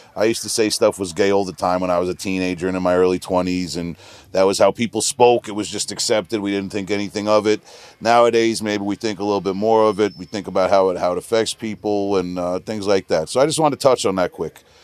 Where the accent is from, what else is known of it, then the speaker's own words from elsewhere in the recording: Long Island, New York, United States; we're from Long Island